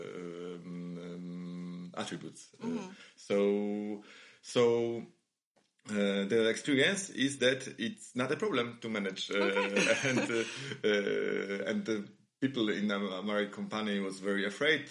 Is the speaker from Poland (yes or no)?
yes; Krakow, Lesser Poland, Poland; moved away as an adult; also born or lived in Warsaw, Poland; now in Vilnius, Lithuania; I was born in Krakow. Last 16 years, I live in Warsaw